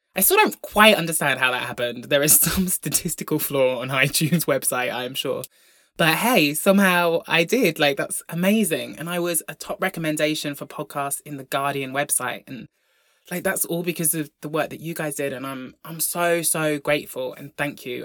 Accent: Brompton, Devon, South West England, United Kingdom; I grew up in Devon, in the largest village in Devon called Brompton.

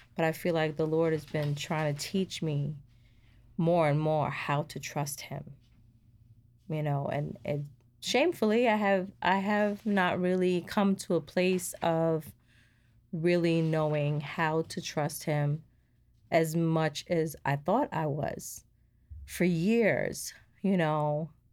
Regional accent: New York, United States; moved away as an adult; now in Georgia, United States; we came from New York. We were living there for m, most of my life

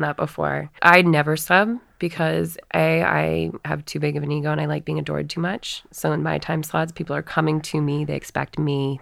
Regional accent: Northeast, United States; our Catholic church growing up in the Northeast

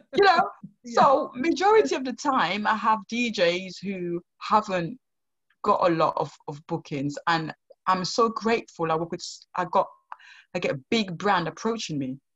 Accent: Sierra Leone; now in United Kingdom; growing up in Sierra Leone

